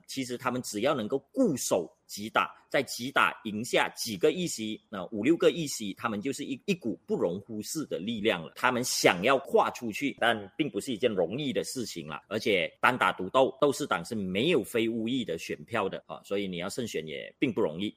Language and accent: Chinese; Malaysia; 我们马来西亚人哦， 都是比较专情、比较专一的啦